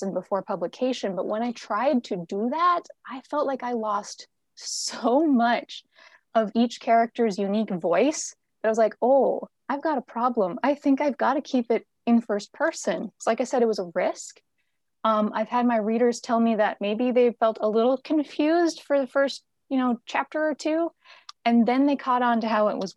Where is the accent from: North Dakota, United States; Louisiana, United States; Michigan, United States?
North Dakota, United States; moved away as an adult; also born or lived in Western Montana; now in Montana, United States; I'm originally from North Dakota, and that's where I was when I started work on this series. I currently live in Western Montana in the Rocky Mountains.